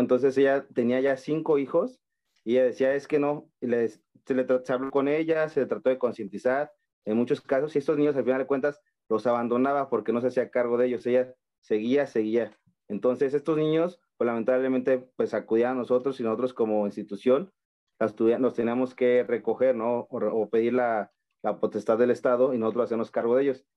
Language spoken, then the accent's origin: Spanish; Michoacán, Mexico; soy del estado de Michoacán